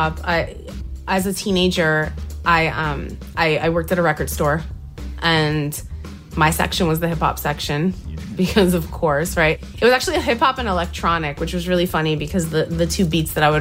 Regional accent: New Jersey, United States; I'm from Jersey.

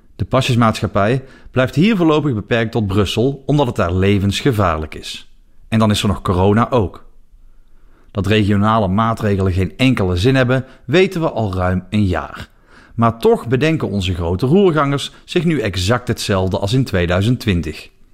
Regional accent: Netherlands; now in Belgium; In mijn geboorteland

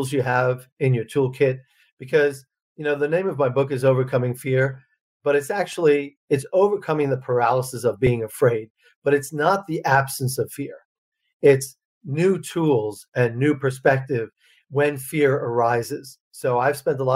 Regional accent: Long Island, New York, United States; moved away as an adult; also born or lived in Russia; So I grew up on Long Island

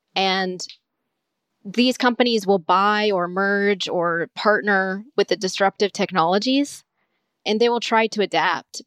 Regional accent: Southwest Florida, United States; I grew up in Southwest Florida

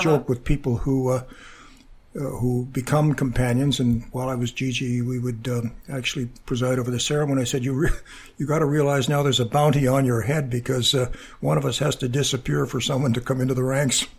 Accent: Sault Ste. Marie, Ontario, Canada; moved away as an adult; also born or lived in Cambridge, England / United States; a young lad growing up in Sault Ste. Marie

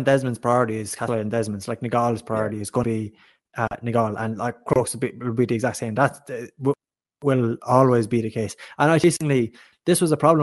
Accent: West Galway, Connacht, Ireland; I'm from West Galway, which would be traditionally a hurling stronghold

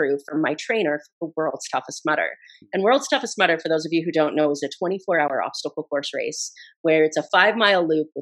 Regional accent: Idaho, United States; I grew up in Idaho

